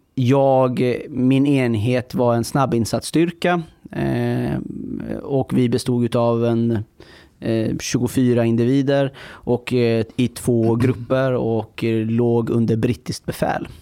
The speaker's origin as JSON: {"language": "Swedish", "country": "Iran", "moved": "yes", "lives_now": "Sweden", "said": "jag kommer från Iran"}